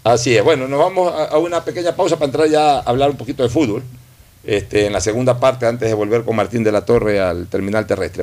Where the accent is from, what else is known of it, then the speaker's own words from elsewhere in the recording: Guayaquil, Guayas, Ecuador; como guayaquileño